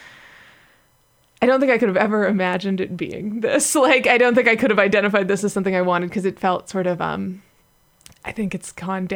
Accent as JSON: {"language": "English", "town": "Los Angeles", "region": "California", "country": "United States", "tie": "born or raised there", "said": "LA, which is my hometown"}